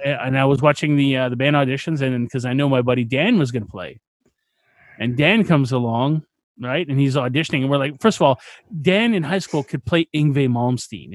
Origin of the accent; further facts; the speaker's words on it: Canada; I'm Canadian.